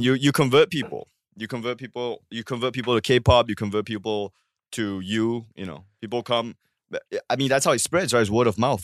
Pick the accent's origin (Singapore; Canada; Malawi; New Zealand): Singapore; moved away as an adult; also born or lived in Australia / New York; now in United States; I was growing up in Singapore, and then I went to Australia for law school